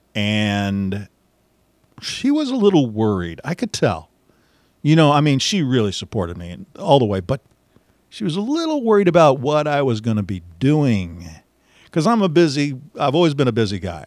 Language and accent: English; Missouri, United States; also born or lived in Warrensburg, Missouri; I'm a Missouri guy, uh, born and raised in Missouri